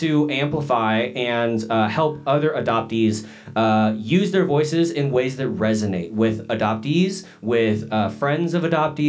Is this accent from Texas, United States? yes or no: yes; Dallas, Texas, United States; also born or lived in Daegu, South Korea / Seoul, South Korea; I grew up in Dallas, was in the church for a long time, not in the church anymore.